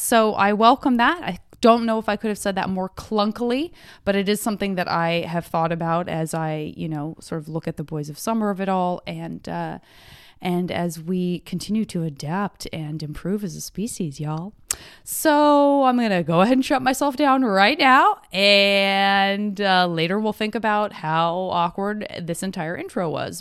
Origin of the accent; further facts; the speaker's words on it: Arizona, United States; I'm from Arizona